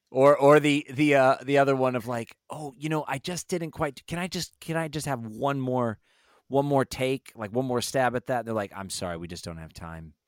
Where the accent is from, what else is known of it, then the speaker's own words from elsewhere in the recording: Los Angeles, California, United States; also born or lived in Las Vegas, Nevada; we moved to L A from Northern California, so I was born in Vegas, lived in Northern California, moved